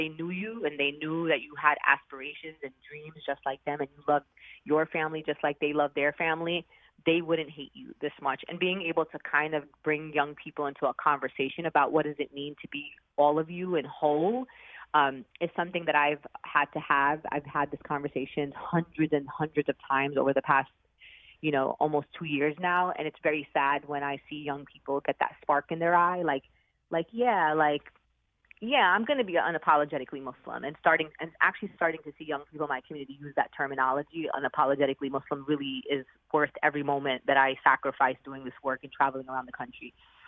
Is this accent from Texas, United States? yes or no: no; New York City, New York, United States; I mean, I'm a New Yorker, and I unfortunately lived through the horrific attacks of 9/11 and saw actually something very different. I saw people immediately come together in a place like New York.